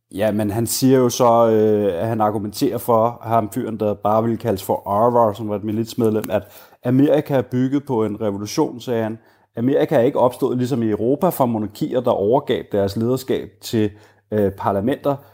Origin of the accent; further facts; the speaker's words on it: Denmark; moved away as an adult; now in Richmond, United States; som dansker